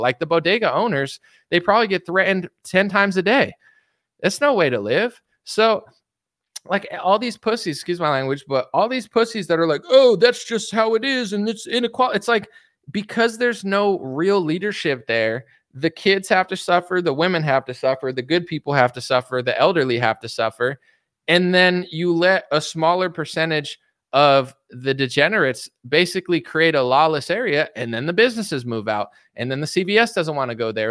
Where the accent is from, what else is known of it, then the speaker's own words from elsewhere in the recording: United States; I'm a degenerate American